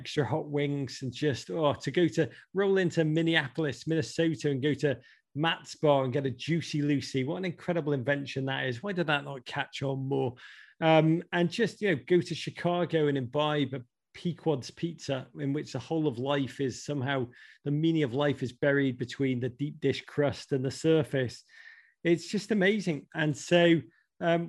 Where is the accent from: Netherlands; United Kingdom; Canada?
United Kingdom; Liverpool, North West England; moved away as an adult; now in United States; I grew up in Liverpool in the 1980s.